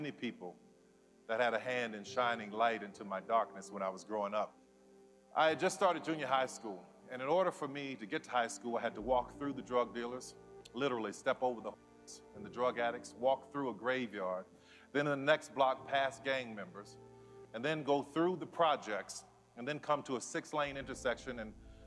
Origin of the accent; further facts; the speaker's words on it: New Orleans, Louisiana, United States; I grew up in New Orleans